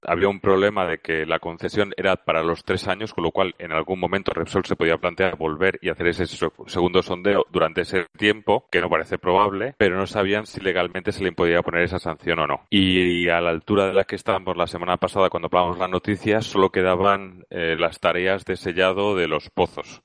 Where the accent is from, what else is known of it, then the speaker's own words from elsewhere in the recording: Spain; desde España hoy como español